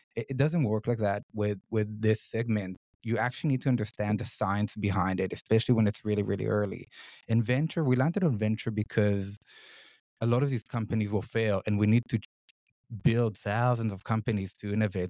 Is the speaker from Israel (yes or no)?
yes; Israel; moved away as an adult; now in Sydney, Australia; I'm originally from Israel. I grew up in Israel